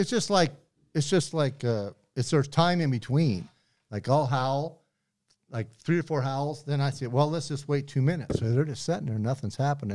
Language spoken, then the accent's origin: English; Butte, Montana, United States; I grew up in Butte